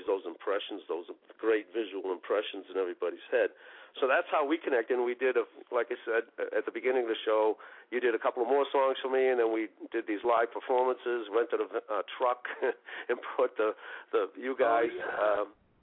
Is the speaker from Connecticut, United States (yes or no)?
no; Boston, Massachusetts, United States; I grew up in Roxbury, a white kid growing up in Roxbury during some really difficult times